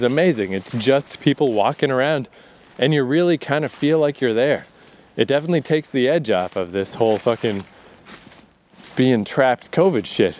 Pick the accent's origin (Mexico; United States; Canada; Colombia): Canada; east coast of Canada, Atlantic Canada; I've been stuck in the east coast of Canada so long.